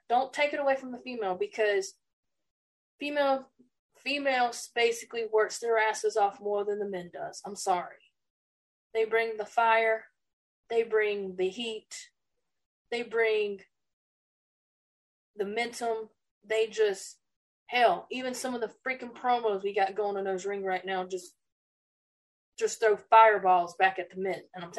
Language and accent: English; South Carolina, United States; I'm from South Carolina